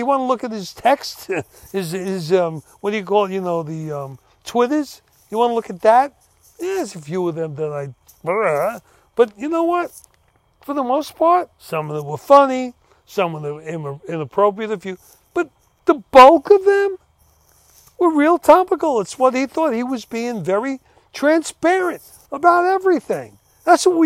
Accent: United States; I'm an American

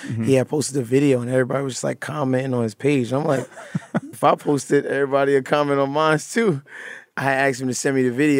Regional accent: Brooklyn, New York, United States; Brooklyn is just like any other tough place in the city and that urban environment. I grew up mother and father, but went to high school in like one of the worst high schools in Brooklyn, Cobble Hill at the tim

